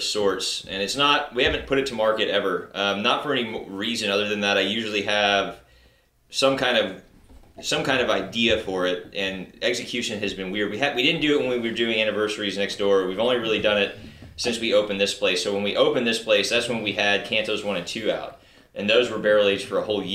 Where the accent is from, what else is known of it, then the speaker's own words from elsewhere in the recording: Spring, Texas, United States; I grew up in the Spring Klein area